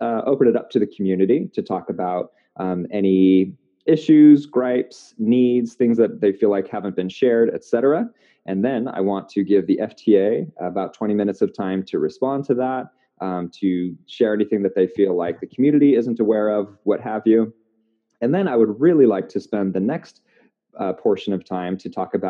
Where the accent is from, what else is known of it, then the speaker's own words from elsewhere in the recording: Portland, Oregon, United States; my hometown of Portland